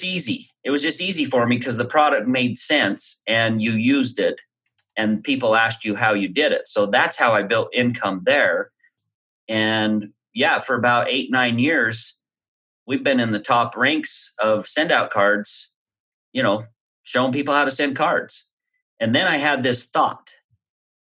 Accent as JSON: {"language": "English", "region": "Utah", "country": "United States", "tie": "born or raised there", "said": "growing up around Utah, you get pitched all kinds of MLMs"}